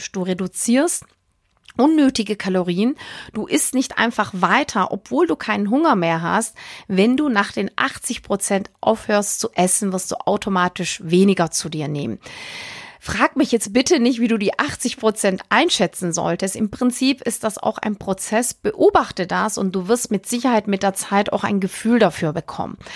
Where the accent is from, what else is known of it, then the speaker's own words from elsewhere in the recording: Northern Germany, Germany; So ganz trocken als Norddeutscher.